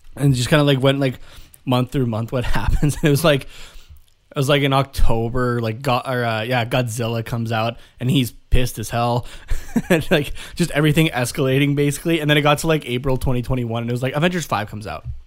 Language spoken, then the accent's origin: English; Canada; we're from Canada